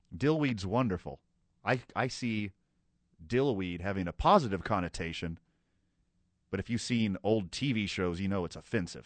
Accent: the South, United States; I grew up in the South

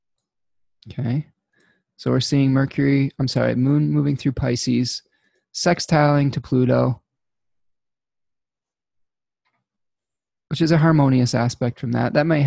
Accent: United States

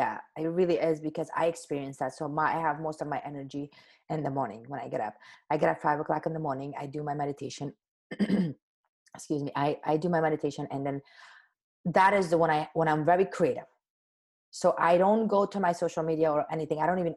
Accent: Afghanistan; So as you know, I came from Afghanistan, but even before that, my mom and my grandmother and generation after generation

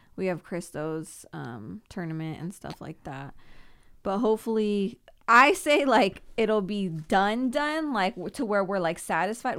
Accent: Simi Valley, California, United States; also born or lived in Thousand Oaks / Oxnard; I moved once from Thousand Oaks to Simi Valley

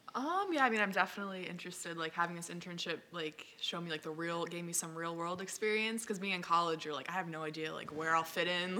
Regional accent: Long Island, New York, United States; I grew up on Long Island

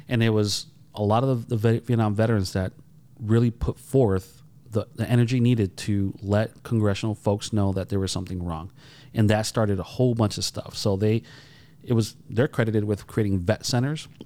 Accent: Holyoke, Massachusetts, United States; I grew up in Holyoke.

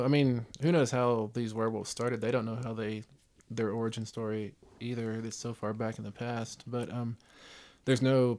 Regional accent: West Texas, United States; I am Blackfeet. Tribal member. Blackfeet they're out of Montana. I grew up in West Texas.

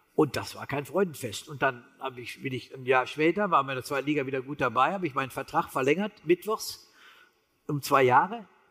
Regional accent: Harsewinkel, North Rhine-Westphalia, Germany; ich komme aus Hasewinkel

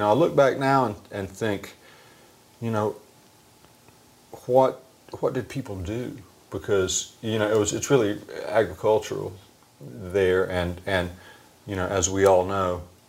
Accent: Burgaw, North Carolina, United States; Burgaw, North Carolina is the county seat of Pender County, North Carolina, which is one county away from New Hanover County, which is Cape Fear.

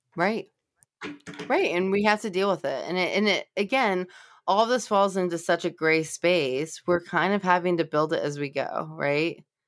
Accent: Los Angeles, California, United States; now in Cincinnati, United States; I'm from Los Angeles and I was raised in a more multicultural environment

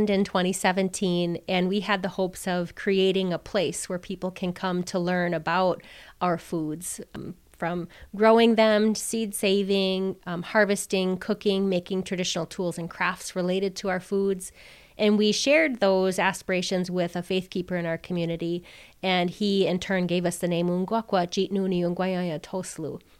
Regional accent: Oneida, Wisconsin, United States; I'm Wolf Clan, I'm Oneida, and I grew up near Duck Creek that runs through the Oneida Reservation

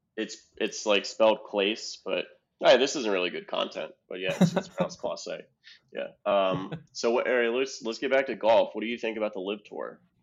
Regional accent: Ohio, United States; I'm from Ohio

